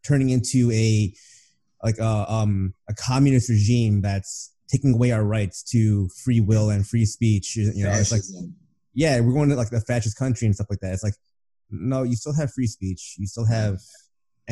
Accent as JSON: {"language": "English", "country": "United States", "said": "I'm American"}